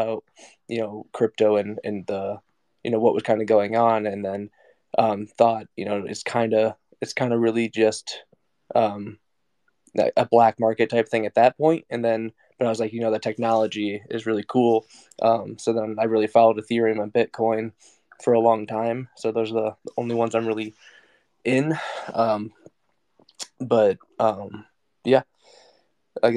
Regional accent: Iowa, United States; I'm from Iowa, born and raised, so kind of in the heartland of the country, small town guy.

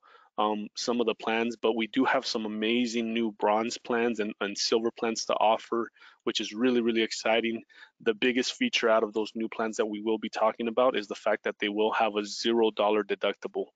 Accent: California, United States; moved away as an adult; now in Utah, United States; I'm originally from California

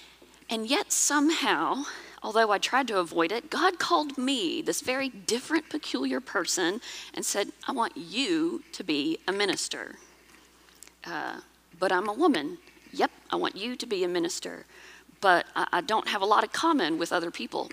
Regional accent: Blythewood, South Carolina, United States; I grew up in Blythewood, South Carolina, before all of the apartments and hotels and the car dealerships.

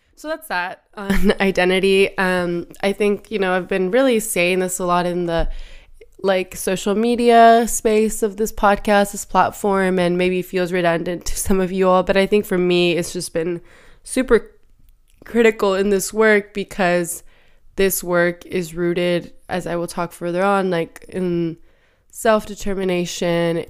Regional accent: Michoacán, Mexico; also born or lived in Oregon, United States; now in Seattle, United States; growing up in Michoacan, you know, like, we were outdoors, but, like, Michoacan doesn't have snow

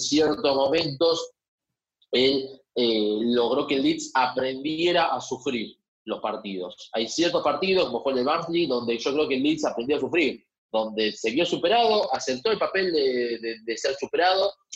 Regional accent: Argentina; somos así los argentinos

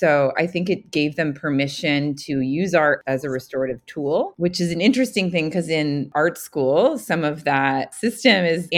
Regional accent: New York, United States; moved away; I'm from New York originally.

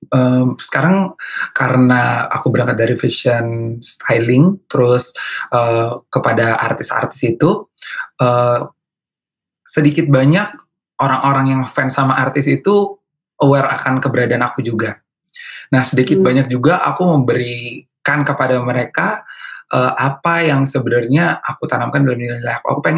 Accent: North Sumatra, Indonesia; Karena jawabannya karena ke aku orang Batak ya

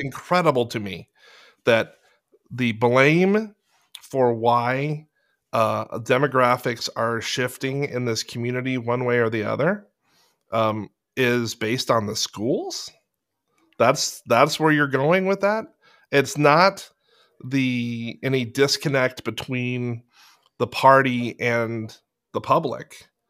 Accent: Fallbrook, California, United States; I'm from Fallbrook.

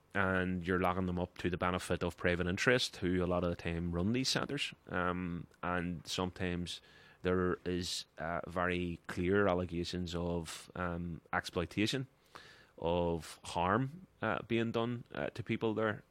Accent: Ireland; as an Irish person

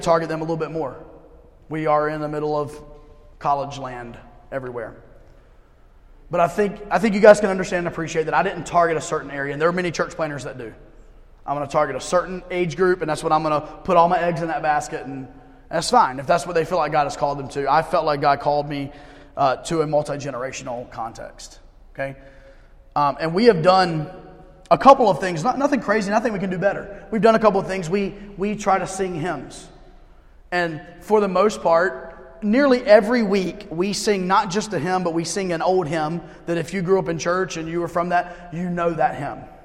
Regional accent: United States; I'm an American through and through

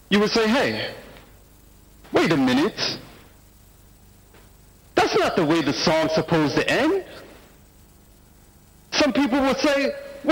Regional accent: United States; I'm from the United States of America

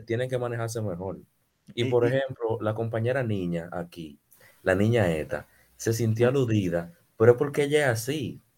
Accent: Dominican Republic

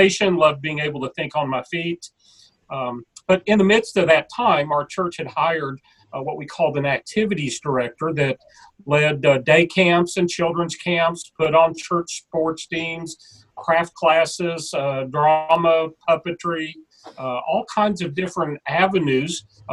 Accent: Kansas City, Missouri, United States; now in Mississippi, United States; was born in the Kansas City area and played youth sports. Our church had a little league team

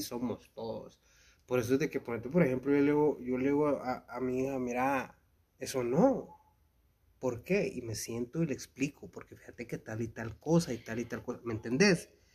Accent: Guatemala; nos define como chapines? Como cultura chapina

